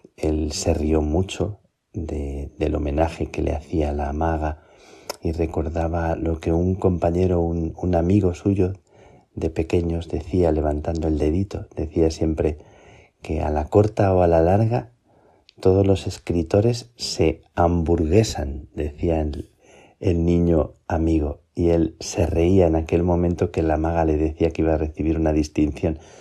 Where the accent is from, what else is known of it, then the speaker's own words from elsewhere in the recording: Plasencia, Extremadura, Spain; moved away; estoy en Plasencia, estoy en mi tierra, de nuevo, antes de salir para Chile.